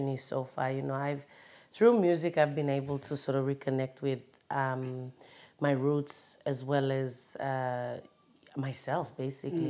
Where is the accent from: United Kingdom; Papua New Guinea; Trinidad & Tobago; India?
Papua New Guinea; Kokopo, East New Britain; also born or lived in Australia; I'm based in Kokopo, you know, born there, grew up there